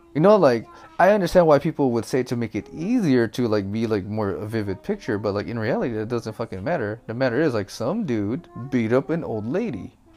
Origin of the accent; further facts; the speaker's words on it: Philippines; English is a second language; I'm Filipino. So obviously English is not good.